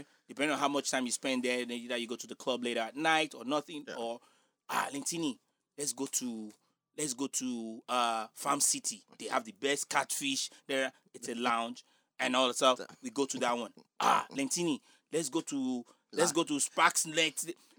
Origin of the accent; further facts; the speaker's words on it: Nigeria; accent: Nigerian; now in United States; my Nigerian accent.